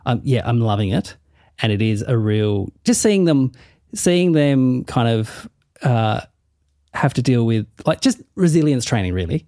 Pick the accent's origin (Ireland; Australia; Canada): Australia; Tasmania; moved away as an adult; now in Melbourne, Australia; I say I'm from Tassie